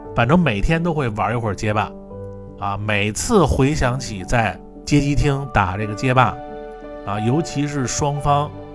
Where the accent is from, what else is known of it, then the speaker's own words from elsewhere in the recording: Niujie, Beijing, China; 我们小时候经常去的一个包机房啊，呃，是在这个牛街里边儿